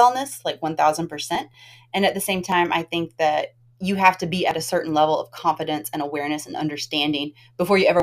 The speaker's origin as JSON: {"language": "English", "region": "the South", "country": "United States", "said": "I'm from the South"}